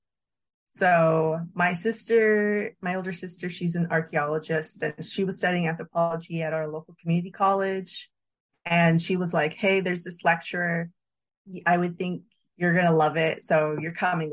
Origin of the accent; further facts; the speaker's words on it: San Diego, California, United States; a born and raised San Diegan